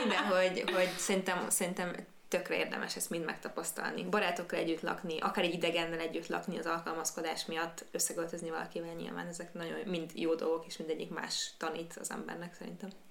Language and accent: Hungarian; Győr, Győr-Moson-Sopron, Hungary; moved away as an adult; now in Budapest, Hungary; én ugye Győri vagyok